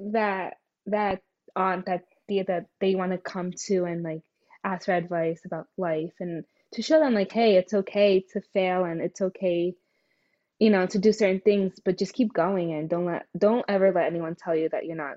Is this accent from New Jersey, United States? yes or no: yes; Newark, New Jersey, United States; also born or lived in Green Brook, New Jersey; growing up in Newark